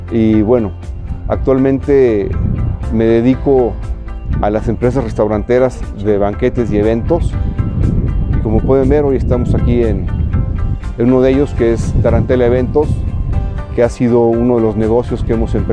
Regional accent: Puebla, Mexico; nací en Puebla el 13 de diciembre de 1972. Eh, soy originario del barrio de Santa María, ahí frente a la iglesia El Rayito, en la 42 Poniente. Después nos fuimos a vivir a la colonia del Nuestro Federal.

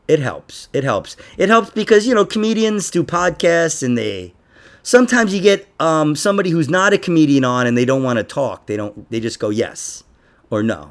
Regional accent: New York, United States; I'm from New York

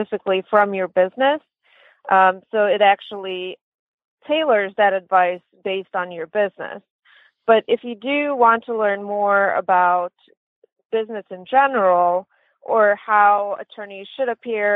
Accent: Lithuania; moved away; I'm originally from Lithuania and grew up with very little opportunities and many setbacks

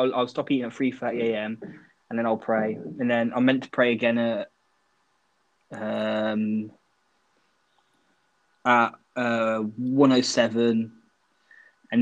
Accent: United Kingdom; we're British

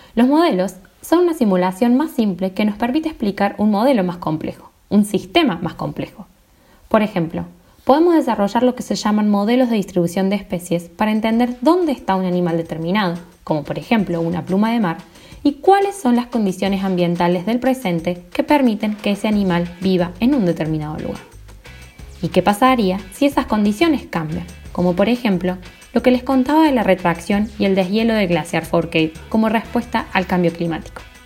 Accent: Córdoba, Argentina; me convertía en la Hermione cordobesa

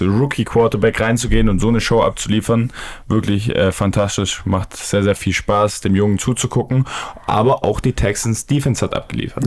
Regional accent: Stuttgart, Baden-Württemberg, Germany; als Stuttgarter

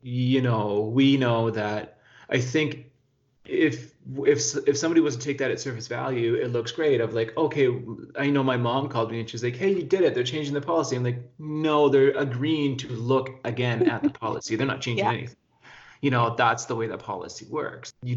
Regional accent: Whitehorse, Yukon, Canada; also born or lived in Terrace, British Columbia; I was born in Terrace, but I grew up in Whitehorse.

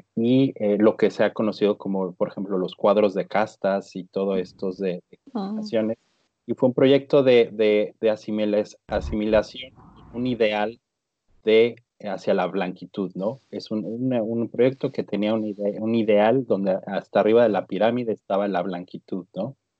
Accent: Mexico; nos vemos como mexicanos

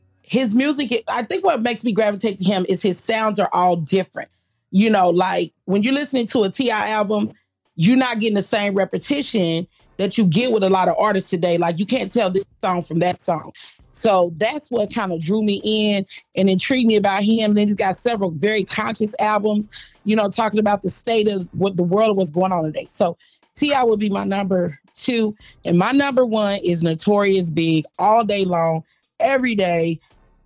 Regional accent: Kansas City, Missouri, United States; Kansas City, Missouri, my home.

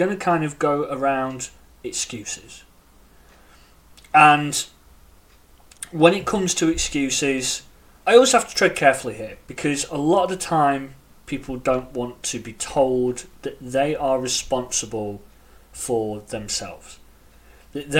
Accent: United Kingdom; accent: British; As you can tell by my accent, I am in the UK.

